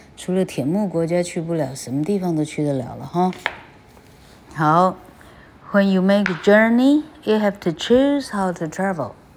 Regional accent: Taiwan; 我们台湾人一个都没听过

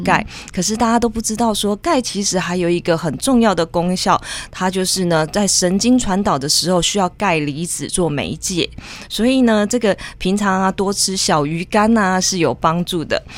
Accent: southern Taiwan, Taiwan; 我们身在南部真的是太幸福了

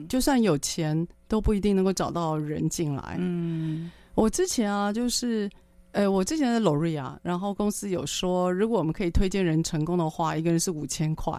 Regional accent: Taiwan; 我们台湾人

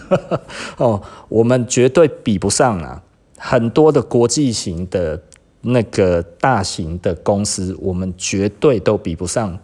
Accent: Taiwan; 我是台湾人

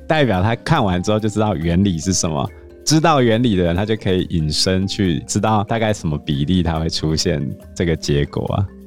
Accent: Taiwan; 我们台湾破三万的那一年

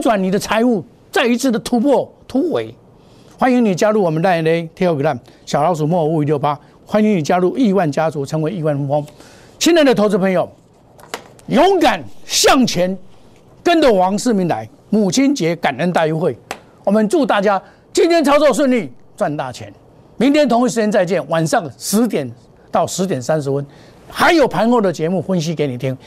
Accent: Taiwan; 我是真正的台湾人

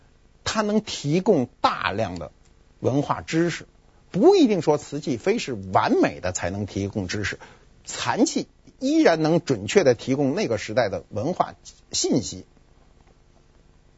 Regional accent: China; 我们都已经知道，五彩是我们中国人创造的彩瓷，粉彩是受西方文化影响的一种彩瓷。

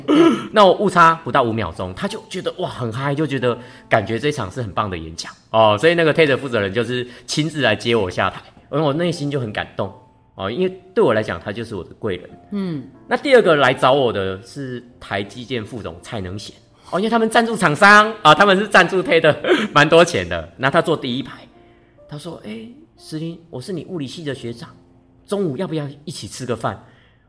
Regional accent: Yonghe, New Taipei, Taiwan; 台北永和的嘉里面

